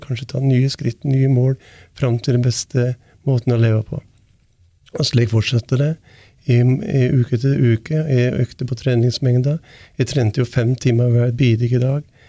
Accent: Valdres, Innlandet, Norway; det er liksom Heimplassen min jeg er fra Valdres

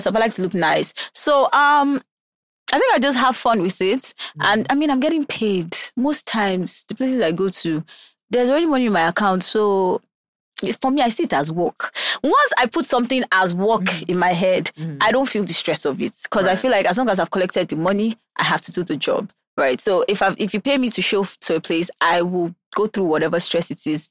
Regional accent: Taraba, Nigeria; also born or lived in Abuja, Nigeria; now in Lagos, Nigeria; Taraba, but I moved from Abuja. I used to live in Abuja

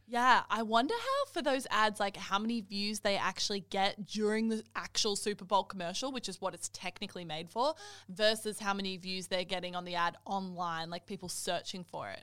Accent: Australia; I'm Australian

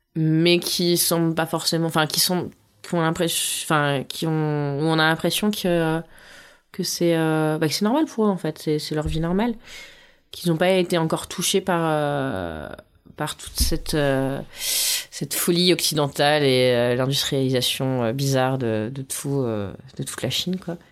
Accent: France; je suis française

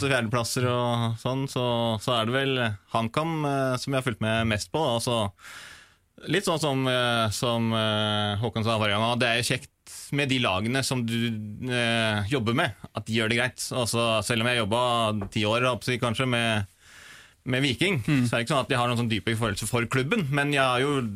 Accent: Rena, Innlandet, Norway; moved away as an adult; also born or lived in Stavanger; now in Oslo, Norway; født i Oslo, riktignok, men bodde 18 år på Rena.

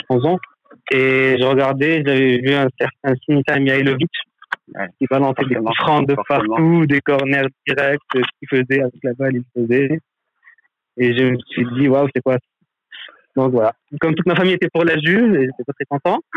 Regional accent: Tunisia; now in France; nous en Tunisie, j'ai vécu euh, mon enfance en Tunisie

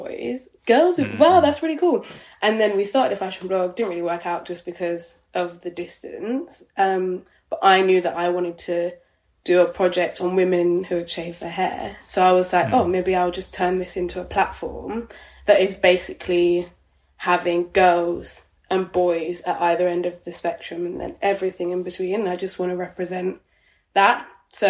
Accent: Midlands, United Kingdom; being dark-skinned black girl growing up in the Midlands

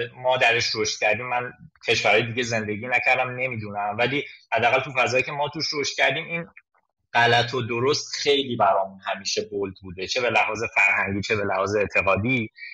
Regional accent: Zanjan Province, Iran; also born or lived in Tabriz; now in Tehran, Iran; من زنجانی هستم خانواده اونجا زندگی میکنم از تبریز مهاجرت کردم به تهران

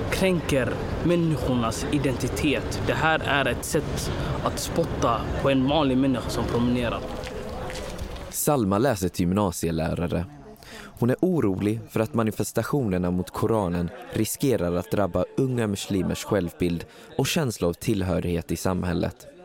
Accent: Sweden; Förut så, så fort folk frågade vart är du ifrån? Ja, direkt jag svarade jag är från Sverige.

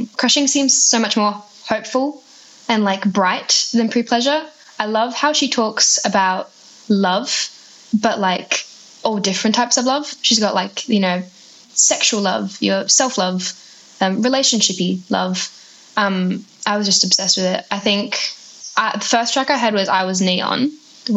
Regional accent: Adelaide, South Australia, Australia; I'm from Adelaide

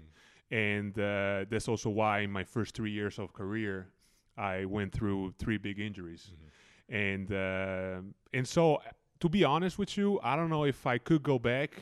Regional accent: Reggio Emilia, Emilia-Romagna, Italy; I was lucky to be born and to grow up in Reggio Emilia, where basketball is actually the main sport

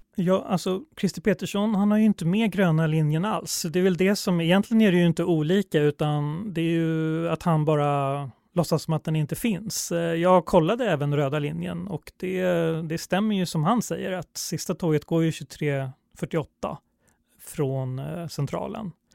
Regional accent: Stockholm, Stockholm County, Sweden; jag är stockholmare och alltid åkt tunnelbana

